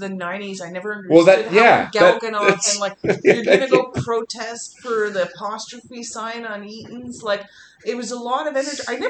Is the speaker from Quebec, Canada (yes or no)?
yes; Montreal, Quebec, Canada; first language English; I mean, I'm Canadian, you know, and or whatever. Quebecer, depending on the context, right? I mean, I can just as easily call myself a Quebecer or a Montrealer, like it's part of my identity.